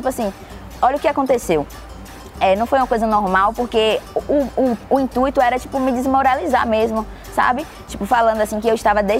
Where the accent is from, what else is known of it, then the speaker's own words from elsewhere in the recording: São Caetano, Bahia, Brazil; also born or lived in Alphaville; Eu sou de São Caetano e agora tô no ah. Alphaville.